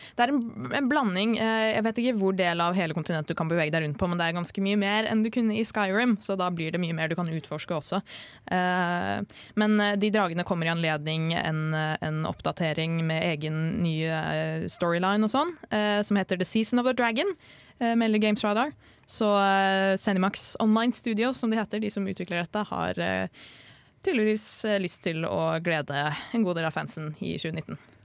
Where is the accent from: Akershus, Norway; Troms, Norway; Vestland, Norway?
Akershus, Norway; Drøbak; Jeg feira verken julaften eller nyttår hjemme i Drøbak